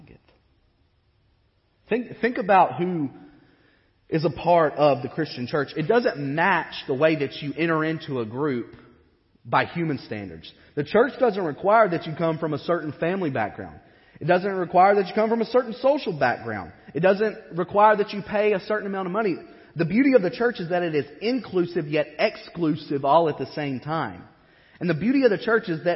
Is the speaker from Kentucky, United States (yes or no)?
yes; Western Kentucky, United States; I grew up in Western Kentucky where the education is so-and-so.